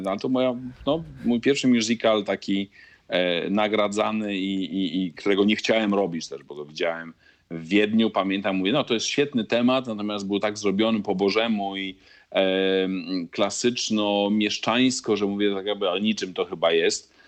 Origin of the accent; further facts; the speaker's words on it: Poland; accent: Polish; moved away as an adult; also born or lived in Italy / Bologna / Milan / Wrocław; now in Buenos Aires, Argentina; nie straciłem akcentu polskiego na tyle po 15 latach